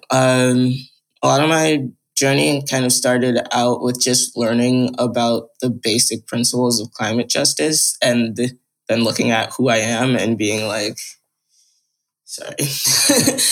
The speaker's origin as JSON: {"language": "English", "region": "New York", "country": "United States", "said": "I live in New York. I'm from New York."}